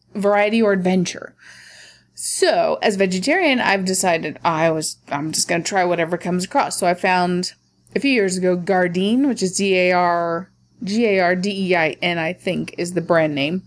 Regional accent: Middle America, Midwest, United States; I was raised in Middle America

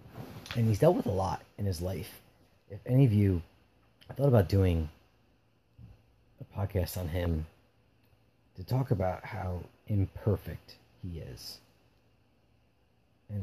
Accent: New Jersey, United States; I'm an East Coaster, Northeastern, you know, New Jersey, from New Jersey

